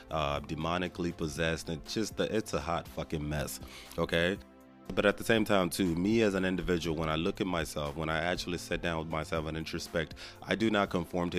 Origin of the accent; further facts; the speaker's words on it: Nigeria; now in Houston, United States; I was born and raised in Nigeria to Nigerian family members